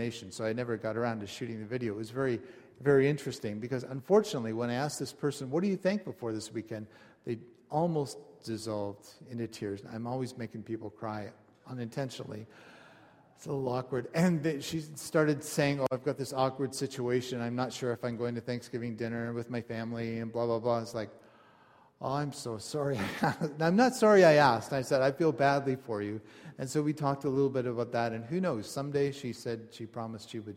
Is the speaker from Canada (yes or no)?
yes; Canada; I'm a Canadian